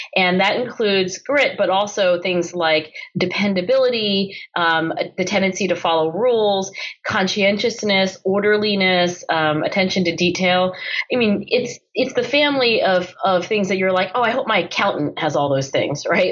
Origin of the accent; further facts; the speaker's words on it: Philadelphia area, Pennsylvania, United States; my parents were born and raised in China. And then, of course, they did immigrate um, to the Philadelphia area and then eventually had three kids, including me